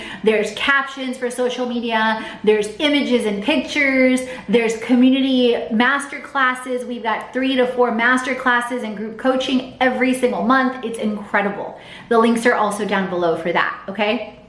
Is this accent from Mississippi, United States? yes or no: no; Houston, Texas, United States; now in Atlanta, United States; I grew up in Houston. I'm half Polish, half Bulgarian, grew up in Houston